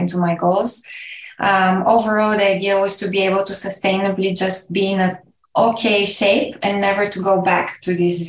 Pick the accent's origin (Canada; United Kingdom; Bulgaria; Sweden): Bulgaria; I'm from Bulgaria, where I live currently